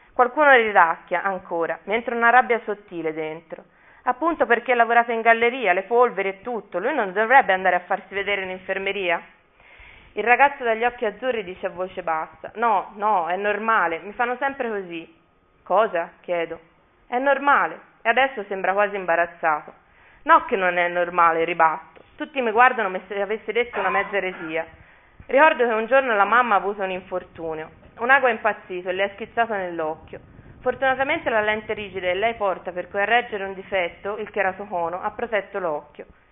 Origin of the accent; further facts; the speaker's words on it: Mugello, Tuscany, Italy; è il verde della mia terra